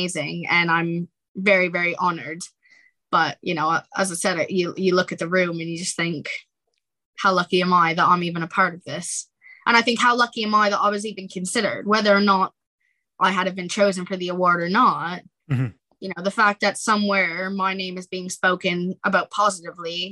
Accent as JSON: {"language": "English", "town": "Halifax", "region": "Nova Scotia", "country": "Canada", "tie": "born or raised there", "moved": "as an adult", "lives_now": "United Kingdom", "said": "my hometown in Halifax"}